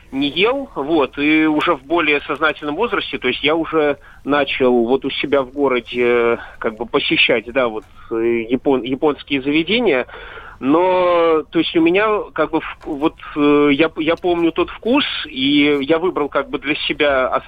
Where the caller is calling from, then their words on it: Moscow Oblast, Russia; Э, я из Московской области.